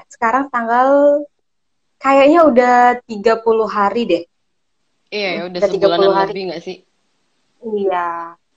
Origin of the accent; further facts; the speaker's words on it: Merangin, Jambi, Indonesia; aslinya merangin